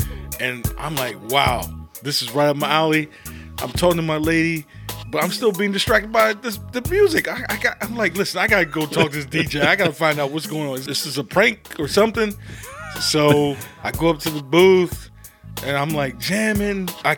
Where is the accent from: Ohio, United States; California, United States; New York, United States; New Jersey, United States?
New Jersey, United States; Buena; I'm from a small little town in Buena.